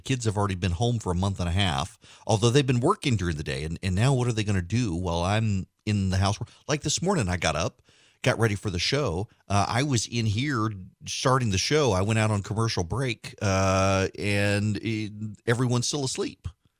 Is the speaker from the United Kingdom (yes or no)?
no; Dubai, United Arab Emirates; My parents never sent me to camp. Now, granted, I grew up in Dubai, but we would come home during the summer.